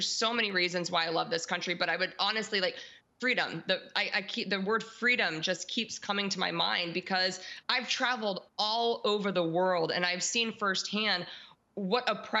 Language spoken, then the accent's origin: English; United States; As a believer and as American